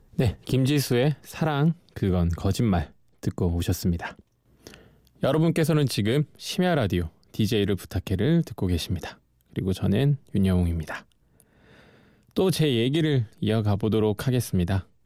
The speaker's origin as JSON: {"language": "Korean", "town": "Geoje", "region": "South Gyeongsang", "country": "South Korea", "tie": "born or raised there", "moved": "as an adult", "said": "저는 거제도라는 섬에서 태어나서 20년을 어, 거기서 예, 살았었어요."}